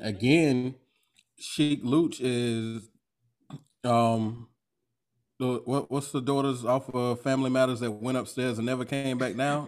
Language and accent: English; Jacksonville, Florida, United States; I'm from Duval County